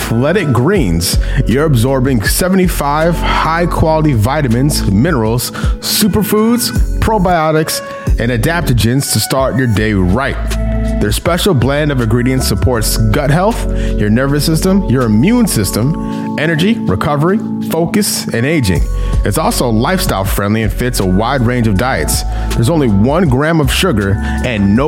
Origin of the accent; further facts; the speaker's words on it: St. Louis, Missouri, United States; moved away as an adult; now in Charlotte, United States; I'm from St. Louis originally. I've been in Charlotte for almost 6 years, 7 years.